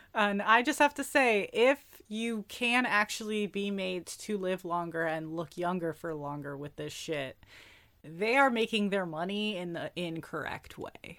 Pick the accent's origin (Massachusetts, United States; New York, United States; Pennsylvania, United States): New York, United States; as a New Yorker